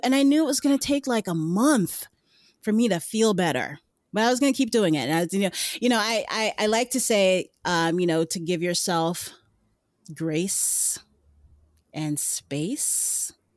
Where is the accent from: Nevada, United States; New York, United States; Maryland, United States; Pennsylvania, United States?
New York, United States; New York City; I lived in New York City. I'm from Brooklyn. Yuh, Brooklyn